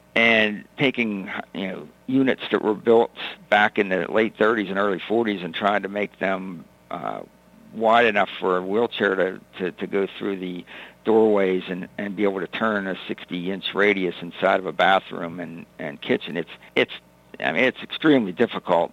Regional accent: North Huntington, Pennsylvania, United States; also born or lived in McKeesport, Pennsylvania; I grew up in North Huntington um, from the Westmoreland County area

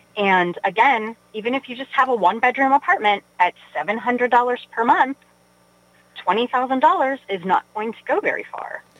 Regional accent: Weirton, West Virginia, United States; moved away as an adult; also born or lived in Pittsburgh; I grew up in Weirton, West Virginia

